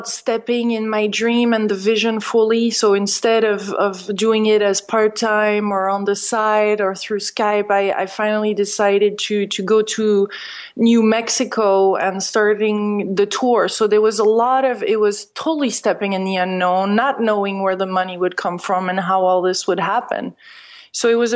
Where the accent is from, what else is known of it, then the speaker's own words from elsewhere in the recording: France; moved away; since I'm French originally